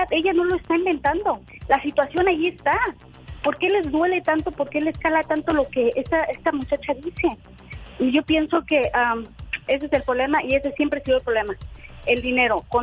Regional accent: Mexico; now in United States; bueno, yo soy mexicana, tan acostumbrado a, que con dos pesos le quieren callar la boca. Alex, yo tengo 23 años viviendo en Estados Unidos.

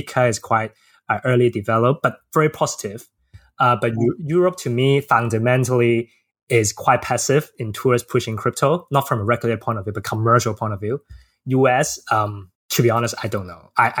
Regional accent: Hong Kong; as a boy born and raised in Hong Kong

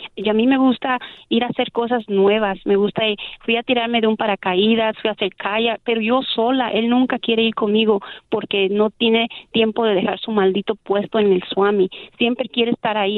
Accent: Mexico; yo soy mexicana

